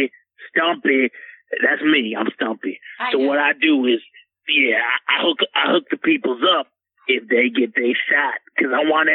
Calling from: Portland, Oregon, United States; It's about 5:03, player, because I'm calling from Portland.

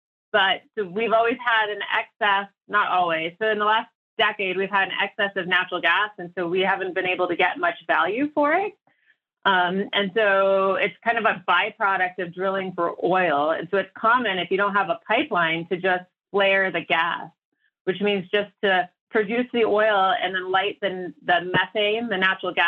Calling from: Denver, Colorado, United States; I'm calling in from Denver

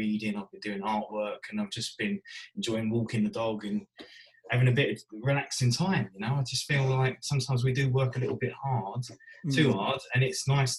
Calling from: East of England, United Kingdom; I'm from Essex.

